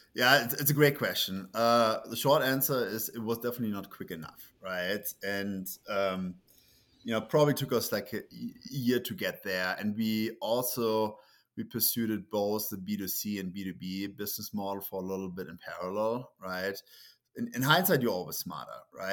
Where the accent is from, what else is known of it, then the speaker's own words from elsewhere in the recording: Germany; English is a second language; moved away as an adult; also born or lived in Munich; now in United States; it's Germany, right? So, that's where I grew up